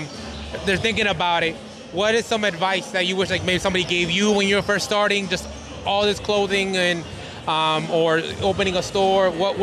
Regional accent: Bridgeport, Connecticut, United States; now in Hamden, United States; I'm originally from Bridgeport, Connecticut

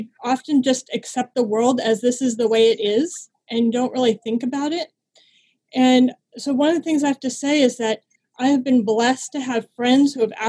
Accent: Southern California, United States; I grew up in Southern California in the desert and about 10 miles north of the Mexican border

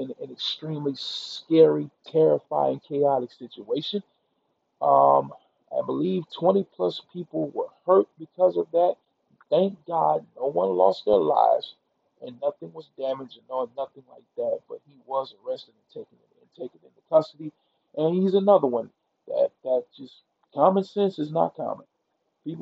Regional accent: Mississippi, United States; I'm from Mississippi

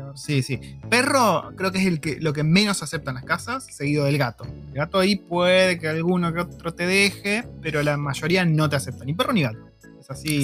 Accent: Argentina; now in New Zealand; yo en Argentina

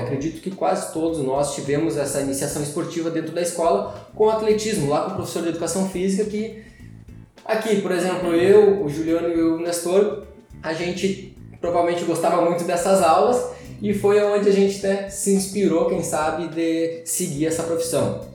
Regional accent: Gaúcho, Rio Grande do Sul, Brazil; nós somos gaúchos

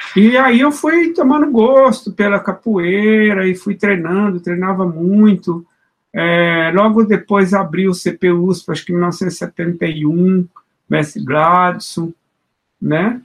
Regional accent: Minas Gerais, Brazil; moved away; also born or lived in São Paulo; desde que eu saí de Minas, que eu deixei de dançar o congado

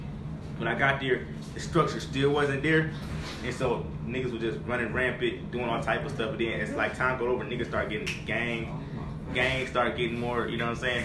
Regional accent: Atlanta, Georgia, United States; also born or lived in Rochester, New York / College Park, Georgia; I was born in Rochester, New York. It's like between Buffalo and Syracuse, like Western New York. I moved to Atlanta when I was 1 year old.

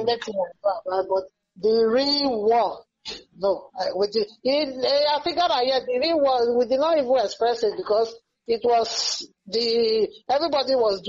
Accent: Igala, Kogi, Nigeria; also born or lived in Onitsha, Nigeria; I grew up in Igala now.

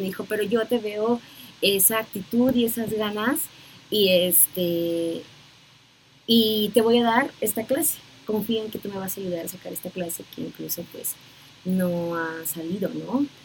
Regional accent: Puerto Escondido, Oaxaca, Mexico; moved away as an adult; now in Mexico City, Mexico; soy originaria de Puerto Escondido, de la costa de Oaxaca

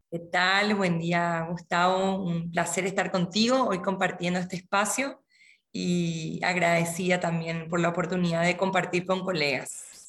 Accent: Paraguay; also born or lived in Córdoba, Argentina / Misiones, Argentina; nací en Córdoba, Argentina. Vengo de, una familia de tradición musical, específicamente coral, de Argentina. Mi familia se trasladó a Paraguay por temas laborales cuando yo era muy chica, así que me crié en este país

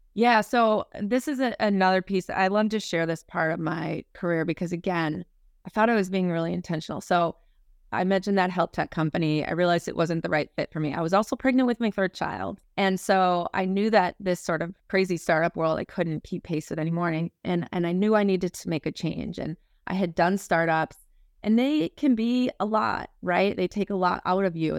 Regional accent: Minnesota, United States; moved away as an adult; now in Boston, United States; I am a, uh, born and raised in Minnesota girl. Uh, so, you know, Midwestern at my core, I moved out to Boston about, uh, seventeen years ago

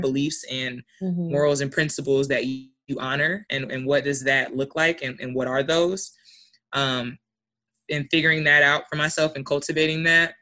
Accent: Alaska, United States; I'm from Alaska.

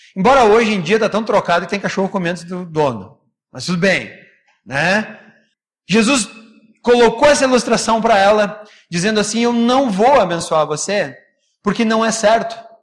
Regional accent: Brazil; a gente, como é brasileiro

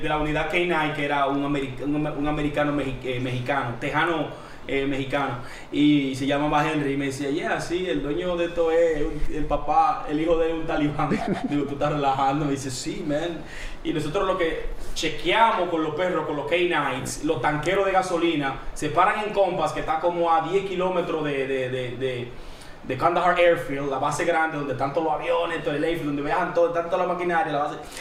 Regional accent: Dominican Republic; yo no soy colombiano, yo soy dominicano

